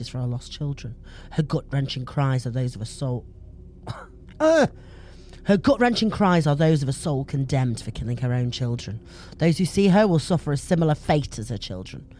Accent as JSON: {"language": "English", "town": "Stoke-on-Trent", "region": "West Midlands", "country": "United Kingdom", "said": "I'm from Stoke-on-Trent."}